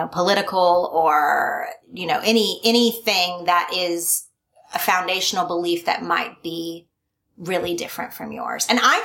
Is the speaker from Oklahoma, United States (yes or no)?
yes; Oklahoma, United States; moved away; also born or lived in California; My race, my religion, my politics were very in line with most other people that I knew growing up in Oklahoma.